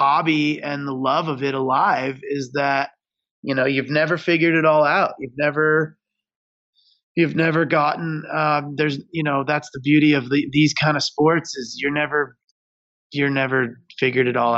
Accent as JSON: {"language": "English", "region": "Michigan", "country": "United States", "tie": "born or raised there", "said": "I grew up in Michigan on some really small hills."}